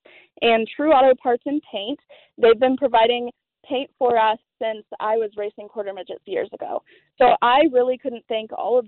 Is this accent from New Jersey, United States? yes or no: no; De Soto, Kansas, United States; in DeSoto, Kansas, my hometown